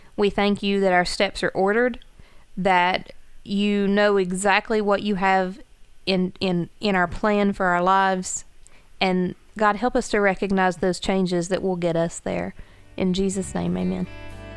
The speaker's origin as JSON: {"language": "English", "town": "Gilbert", "country": "United States", "tie": "born or raised there", "moved": "as an adult", "lives_now": "Logan", "said": "it's my hometown"}